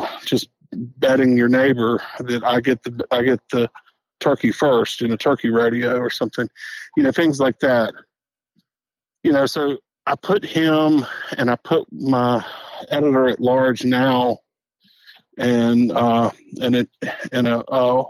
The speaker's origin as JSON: {"language": "English", "region": "the South", "country": "United States", "also_born_or_lived": "Wyoming / Oxford, Mississippi", "said": "being a Southerner"}